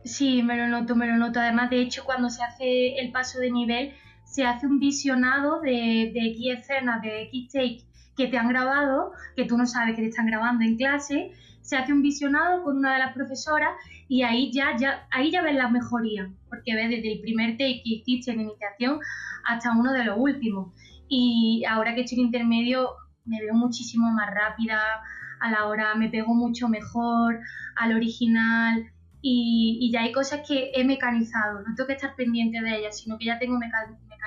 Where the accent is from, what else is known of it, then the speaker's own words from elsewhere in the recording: Antequera, Andalusia, Spain; accent: Andalusian; also born or lived in Málaga; soy andaluza, andaluza. Soy antequerana y, he estudiado en Málaga muchos años